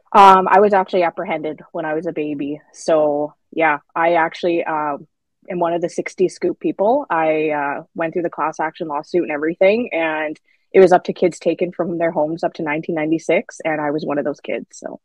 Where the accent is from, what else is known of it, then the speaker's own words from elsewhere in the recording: Saskatchewan, Canada; I'm from Saskatchewan